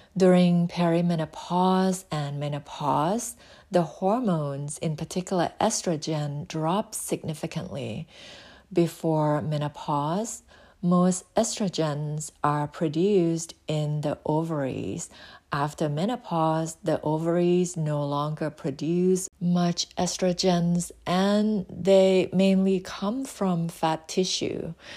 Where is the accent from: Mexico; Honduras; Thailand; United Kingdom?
Thailand; now in United States; I was born in Thailand and relocated to the U S